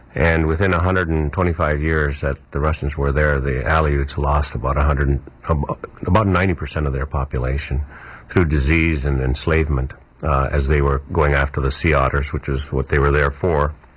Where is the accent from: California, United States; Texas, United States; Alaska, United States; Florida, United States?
Alaska, United States; Kotzebue; my hometown of, called Kotzebue